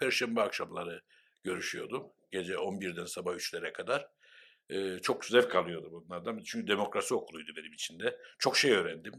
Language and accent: Turkish; Cyprus; Ben de Kıbrıslı Türk'üm dedim ve Rumca bilmiyorum dedim.